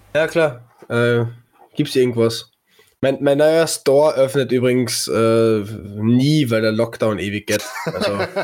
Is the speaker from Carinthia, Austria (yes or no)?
yes; Carinthia, Austria; Bei uns in Kärnten